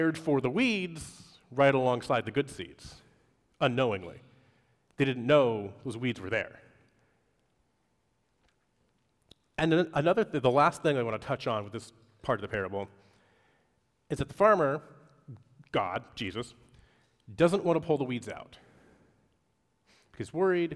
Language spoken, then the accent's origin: English; Pacific Northwest, United States; moved away; Growing up in the Pacific Northwest